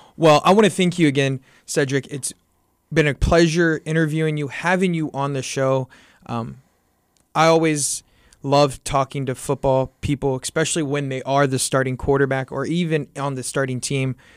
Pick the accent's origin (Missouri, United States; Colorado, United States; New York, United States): Missouri, United States; Kansas City; we're all from the Kansas City area